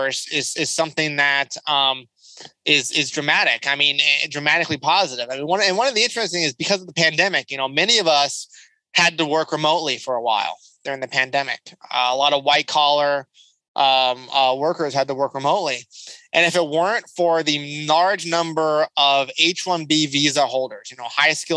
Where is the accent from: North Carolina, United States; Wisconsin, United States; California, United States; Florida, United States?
California, United States; Southern; I grew up around lots of immigrants in Southern California